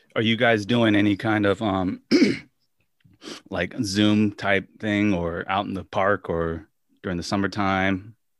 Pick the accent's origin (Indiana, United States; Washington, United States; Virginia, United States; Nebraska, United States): Washington, United States; moved away; my days of growing up in Washington State